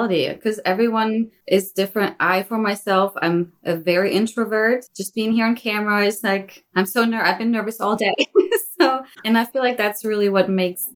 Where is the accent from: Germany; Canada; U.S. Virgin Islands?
Germany; moved away as an adult; also born or lived in Virginia, United States; I moved to the States from Germany